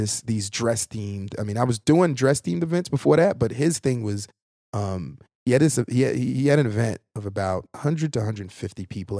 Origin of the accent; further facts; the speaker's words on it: Brooklyn, New York, United States; also born or lived in Haiti / Queens, New York; I'm from Brooklyn. Everyone knew that I was from Brooklyn.